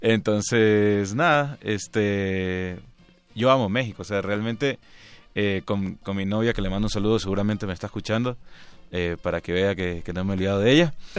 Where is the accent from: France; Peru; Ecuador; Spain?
Ecuador; Guayaquil, Guayas; also born or lived in Buenos Aires, Argentina; Nací en Guayaquil, eh, crecí, eh, viví, bueno, ahí he vivido toda mi vida. Cuatro años viví en Buenos Aires